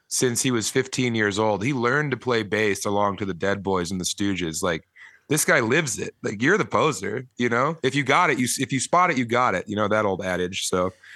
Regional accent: Elizabeth, Colorado, United States; I was born in nineteen eighty-seven in eastern Colorado in a town of less than a thousand people, Elizabeth, Colorado, out, uh, kinda near Kansas

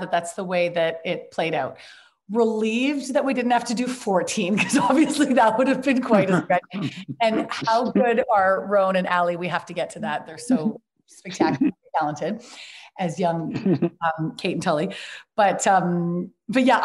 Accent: Vancouver, British Columbia, Canada; I was up in my hometown of Vancouver

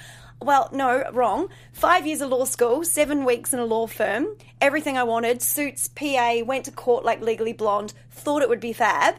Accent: New Zealand; So I'm originally from New Zealand, as you know. Grew up dancing jazz, ballet, contemporary, musical theater, etc. Hip hop wasn't even really a thing when I finished. I'm a little bit older.

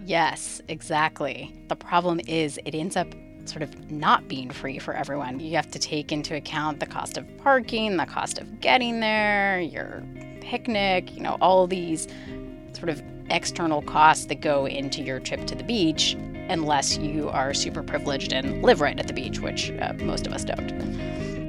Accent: Tucson, Arizona, United States; also born or lived in Southern California; now in Orange County, United States; I was born in Southern California, but I actually grew up in Tucson, Arizona, so pretty far from the ocean.

